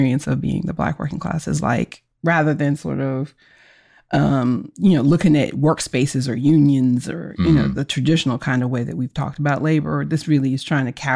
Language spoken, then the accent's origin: English; Philadelphia, Pennsylvania, United States; I grew up in Philadelphia